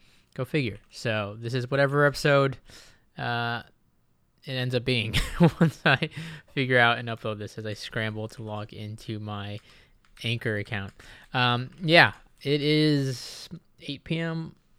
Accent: Okinawa, Japan; also born or lived in Iwakuni, Japan; I always grew up in Okinawa, Japan, and Iwakuni, Japan. Not so much, like, the city life.

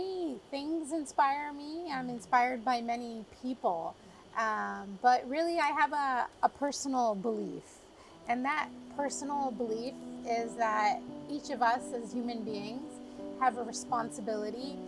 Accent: United States; moved away as an adult; now in Dubai, United Arab Emirates; While I grew up in the States, my father was based in Riyadh, Saudi Arabia

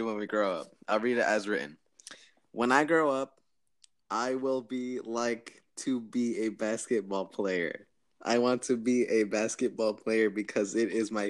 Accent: Stuart, Florida, United States; I was born in Stuart, Florida on October 18, 2004

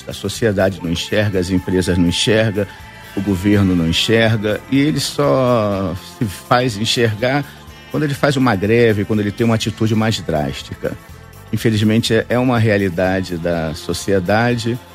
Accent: Rio de Janeiro, Brazil; Eu vim do Rio, a minha empresa fica no Rio, eu sou carioca, e eu vim de carro.

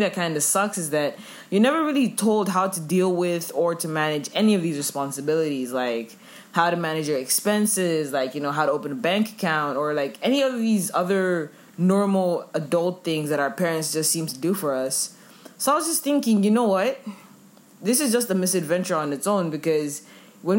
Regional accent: Ethiopia; moved away as an adult; also born or lived in Zambia; now in Malaysia; Zambian citizen raised in Ethiopia

